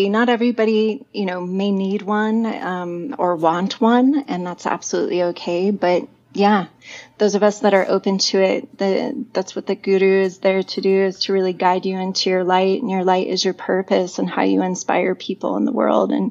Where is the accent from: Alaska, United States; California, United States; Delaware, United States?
California, United States; also born or lived in Chico / San Diego; Originally, I, I grew up in California. I was born in Northern California in a small town called Chico, but my family moved a lot.